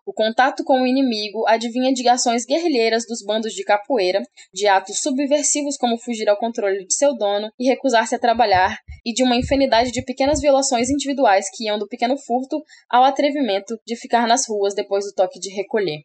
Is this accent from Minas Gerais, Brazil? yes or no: no; Rondônia, Brazil; also born or lived in Paraná; eu sou daqui de Rondônia, né? A maior parte da minha infância. Então, eu estudei aqui em Rondônia